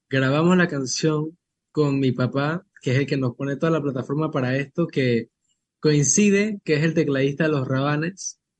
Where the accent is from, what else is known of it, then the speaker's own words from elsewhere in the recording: Chiriquí, Panama; en mi tierra, Chiriquí